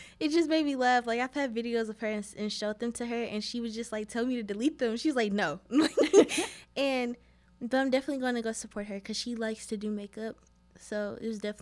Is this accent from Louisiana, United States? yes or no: no; St. Louis, Missouri, United States; I'm from St. Louis